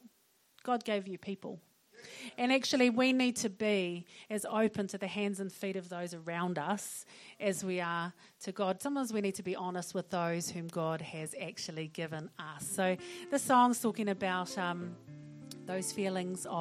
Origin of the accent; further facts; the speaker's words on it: Auckland, New Zealand; I'm from West Auckland